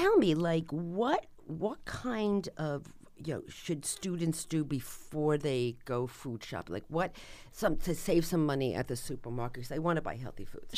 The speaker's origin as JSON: {"language": "English", "region": "New Jersey", "country": "United States", "said": "I'm from New Jersey"}